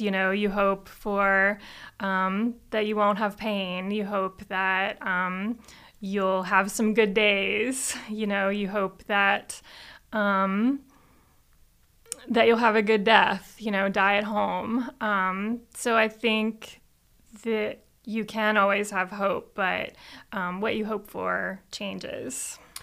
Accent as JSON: {"language": "English", "region": "Florida", "country": "United States", "moved": "yes", "said": "I'm originally from Florida"}